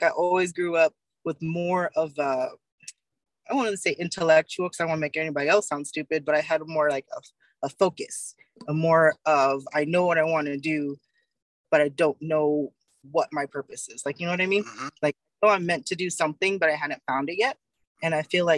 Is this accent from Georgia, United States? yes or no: no; Fontana, California, United States; growing up in Fontana, my grandmother and my grandfather actually built a house there when I was 4 years old. So I spent all of my high school, junior high, elementary, was around Fontana, San Bernardino, Riverside